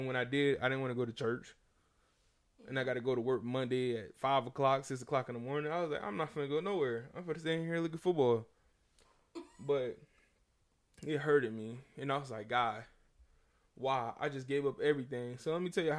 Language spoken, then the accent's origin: English; the South, United States; I'm from the South.